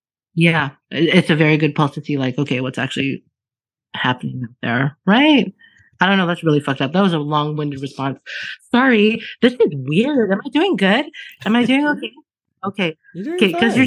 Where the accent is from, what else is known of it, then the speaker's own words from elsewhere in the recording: Alberta, Canada; I was born and raised in Alberta